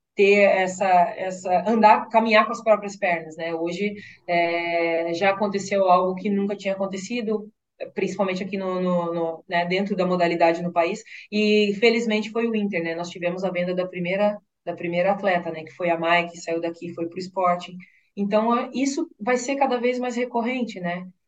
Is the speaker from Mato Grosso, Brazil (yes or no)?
yes; Mato Grosso, Brazil; now in Porto Alegre, Brazil; eu venho de um estado, né, do Mato Grosso, onde não tem tanta tradição assim no futebol